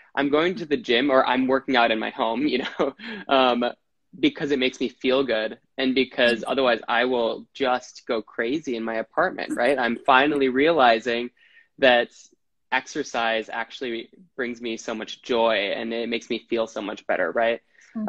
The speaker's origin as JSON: {"language": "English", "region": "Wisconsin", "country": "United States", "moved": "yes", "lives_now": "New York City, United States", "said": "I'm from Wisconsin. I live in New York City."}